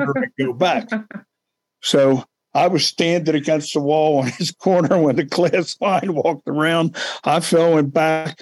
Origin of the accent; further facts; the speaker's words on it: Baltimore, Maryland, United States; I grew up in East Baltimore.